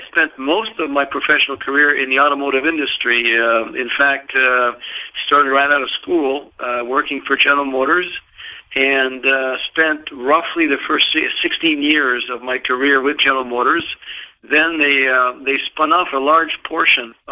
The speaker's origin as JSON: {"language": "English", "town": "Montreal", "region": "Quebec", "country": "Canada", "moved": "yes", "said": "being Canadian from Montreal"}